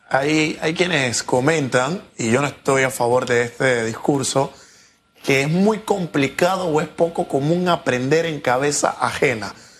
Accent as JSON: {"language": "Spanish", "country": "Panama"}